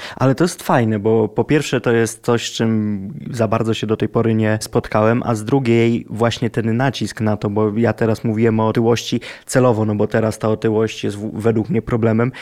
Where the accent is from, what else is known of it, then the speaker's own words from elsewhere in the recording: Lublin, Lublin Voivodeship, Poland; moved away; jak ja byłem z Lublina i mieszkałem w Lublinie, to nie obnosiłem się tym, że jestem z Lublina.